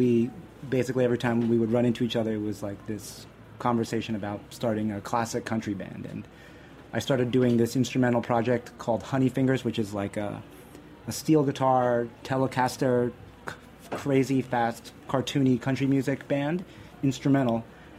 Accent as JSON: {"language": "English", "region": "northern New Jersey suburbs", "country": "United States", "also_born_or_lived": "Brooklyn", "said": "I'm a Chinese kid from, like, the suburbs of northern New Jersey"}